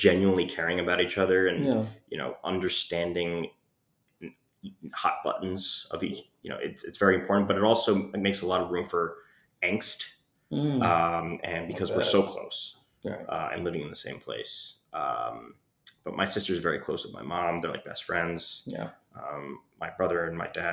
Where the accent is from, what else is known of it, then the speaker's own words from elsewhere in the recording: Long Island, New York, United States; also born or lived in Philadelphia; now in New York City, United States; I grew up in Greenwich, Long Island, very Jewish area